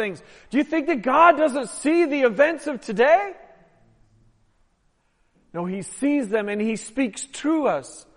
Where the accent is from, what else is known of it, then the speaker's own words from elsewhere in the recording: Portland, Oregon, United States; now in Baltimore, United States; my hometown soccer team, the Timbers